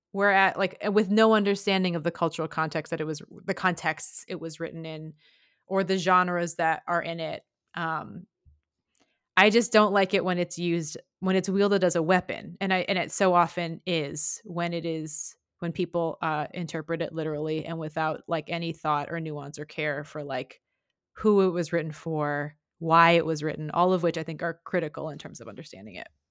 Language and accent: English; Midwest, United States; I grew up in the Midwest in the late nineties